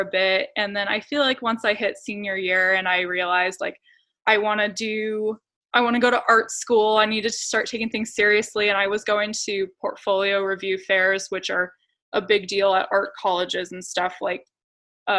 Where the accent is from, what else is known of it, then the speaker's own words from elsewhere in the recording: Clovis, United States; I grew up in Clovis